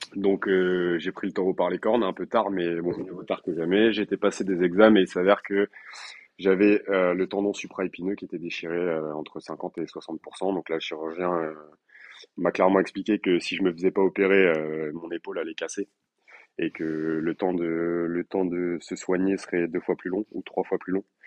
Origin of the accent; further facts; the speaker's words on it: Limoges, Nouvelle-Aquitaine, France; also born or lived in Colombes, Paris region; now in Paris region, France; je suis originaire de Limoges et j'habite en région parisienne